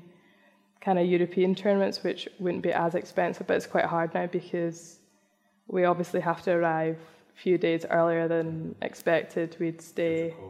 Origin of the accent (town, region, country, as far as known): Scotland, United Kingdom